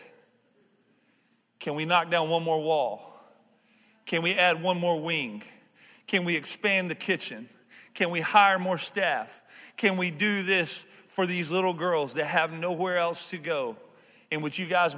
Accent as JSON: {"language": "English", "region": "the South", "country": "United States", "said": "I'm from the South"}